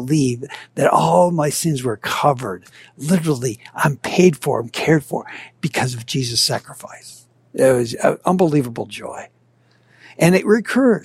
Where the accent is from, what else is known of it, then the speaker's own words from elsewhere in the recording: Minnesota, United States; I grew up in Minnesota